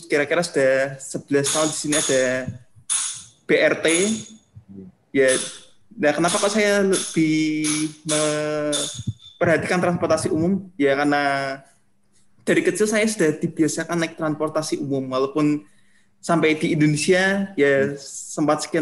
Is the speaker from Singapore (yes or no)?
yes; Singapore; born there